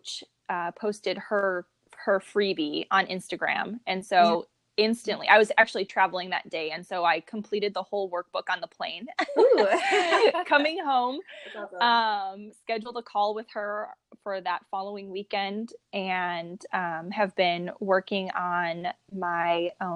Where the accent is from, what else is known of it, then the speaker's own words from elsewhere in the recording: Chicago, Illinois, United States; moved away as an adult; also born or lived in Iowa; now in Rancho Cucamonga, United States; I'm originally from the Midwest, from the Chicago area